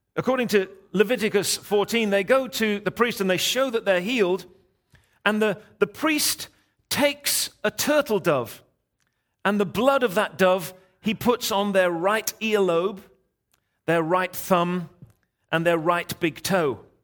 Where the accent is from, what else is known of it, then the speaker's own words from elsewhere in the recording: England, United Kingdom; I'm English